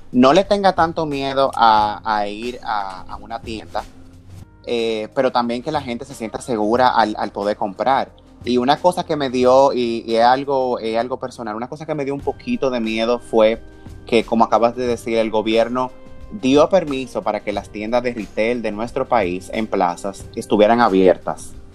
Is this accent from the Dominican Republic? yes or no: yes; Dominican Republic; como dominicano